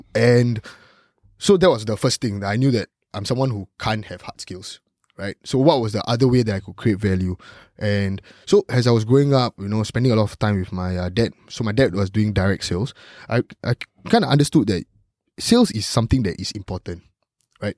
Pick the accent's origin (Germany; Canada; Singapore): Singapore; growing up as a Singaporean